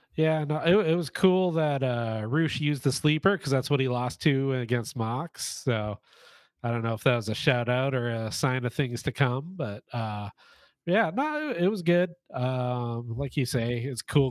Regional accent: Winnipeg, Manitoba, Canada; I'm from Winnipeg

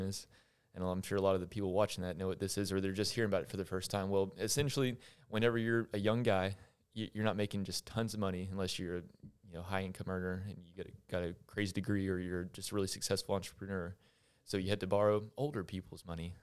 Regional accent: Longview, Texas, United States; born and raised in Longview.

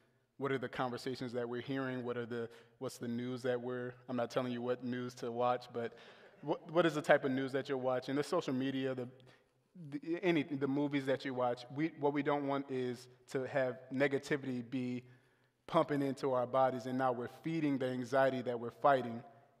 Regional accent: the South, United States; And I was raised in the South

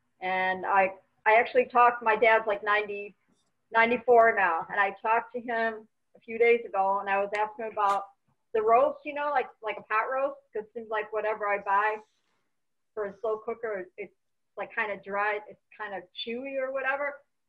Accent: Detroit, Michigan, United States; moved away; growing up in Detroit, my family had a grocery store business

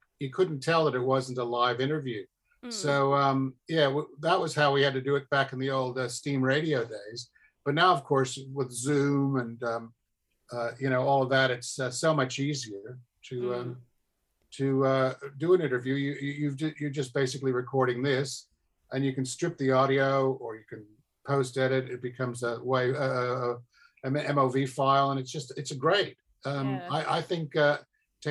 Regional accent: Australia; also born or lived in England; being an Australian.

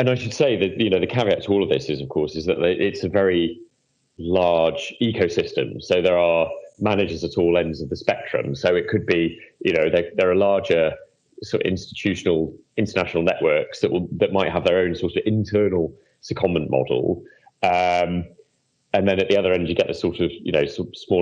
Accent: United Kingdom; as a British person who's been heavily involved in MIFID

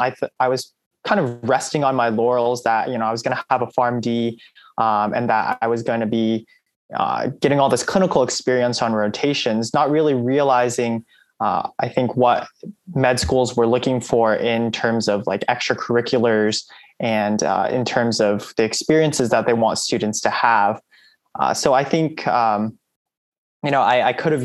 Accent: California, United States; moved away; I'm originally from California

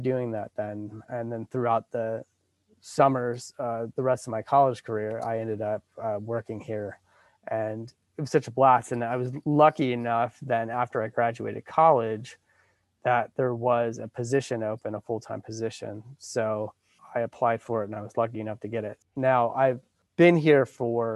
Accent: South Williamsport, Pennsylvania, United States; I grew up in South Williamsport, Pennsylvania, which is the home of the Little League World Series

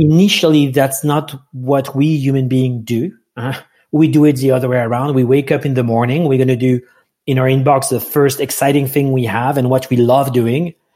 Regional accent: France; English is a second language; moved away; I'm from France, so English is not my first language.

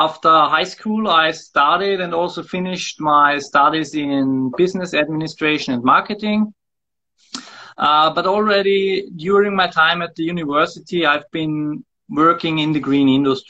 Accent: Wels, Upper Austria, Austria; now in Linz, Austria; I was born in Wels

